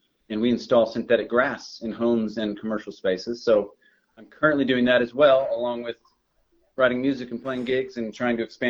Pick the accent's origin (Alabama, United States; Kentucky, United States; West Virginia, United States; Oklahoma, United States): Oklahoma, United States; Oklahoma City; also born or lived in Los Angeles; I grew up in Oklahoma City, went to school here and college here